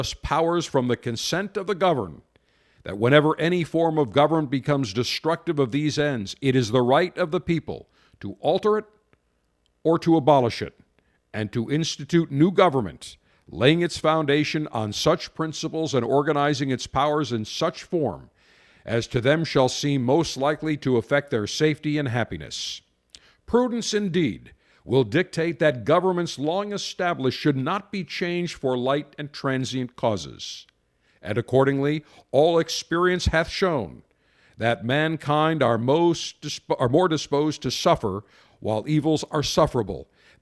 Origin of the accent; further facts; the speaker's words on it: Buffalo, New York, United States; growing up in Western New York in Buffalo